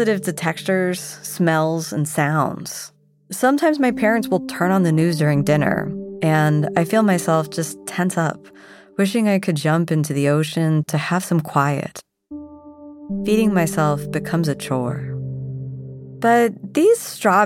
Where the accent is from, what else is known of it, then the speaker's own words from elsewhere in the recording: South Florida, United States; Growing up in South Florida with a Japanese mom and a Scottish dad, both first generations born in the United States